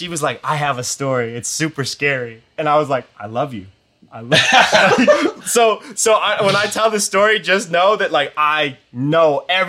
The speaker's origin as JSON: {"language": "English", "region": "East Coast", "country": "United States", "said": "We're from the East Coast"}